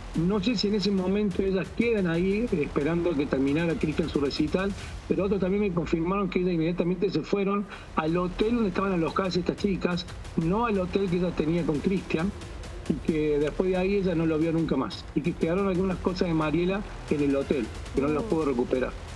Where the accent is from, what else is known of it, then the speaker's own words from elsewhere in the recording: Córdoba, Argentina; also born or lived in Villa Carlos Paz; soy de Córdoba, que es una ciudad que está a 30 kilómetros